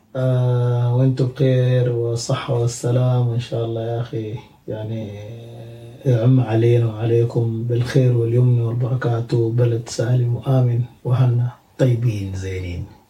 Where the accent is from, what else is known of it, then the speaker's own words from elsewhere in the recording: Sudan; moved away as an adult; now in Birmingham, United Kingdom; احنا سودانيين